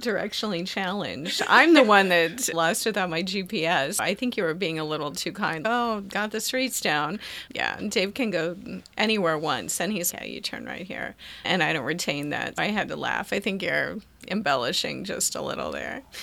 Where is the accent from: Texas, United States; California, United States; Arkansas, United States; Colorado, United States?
Arkansas, United States; moved away; I grew up on a farm. I'm, I was born in Arkansas